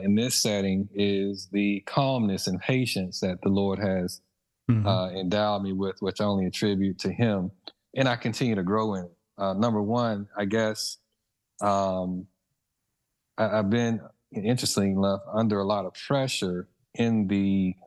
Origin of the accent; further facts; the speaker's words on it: Mississippi, United States; moved away; growing up in Mississippi